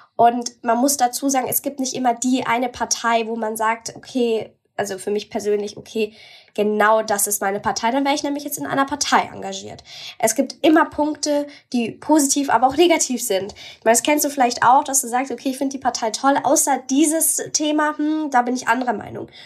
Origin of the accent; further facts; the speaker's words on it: Bavaria, Germany; bei uns in Bayern